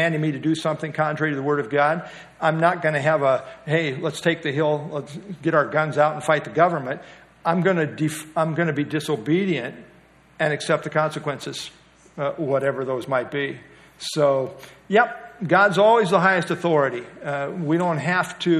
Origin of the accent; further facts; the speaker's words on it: United States; as American Christians